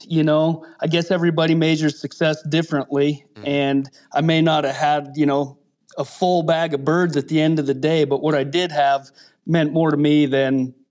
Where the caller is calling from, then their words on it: Wyoming, United States; Coming at you from the cowboy state of Wyoming.